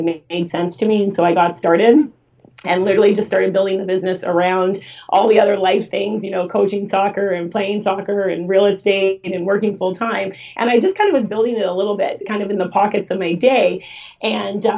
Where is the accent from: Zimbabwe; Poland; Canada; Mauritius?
Canada; Vancouver, British Columbia; I grew up in Vancouver